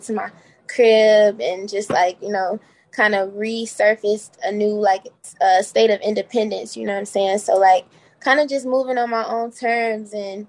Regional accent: Laurel, Maryland, United States; also born or lived in Washington DC / New York; now in Chicago, United States; Originally, I'm from like DMV area. So like I lived in Laurel, Maryland. I've lived in DC. I've lived in New York. I've lived all over like the East Coast. But yeah, Chicago's my home now.

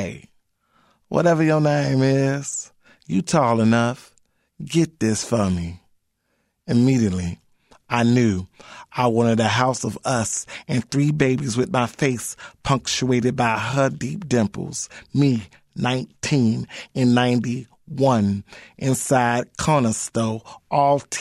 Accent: Chicago, Illinois, United States; I live in the West Town community of Chicago, but I'm definitely from the West Side

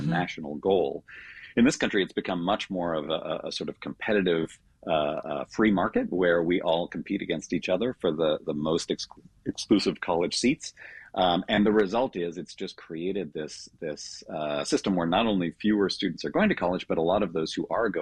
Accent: Canada; moved away; I grew up in Canada

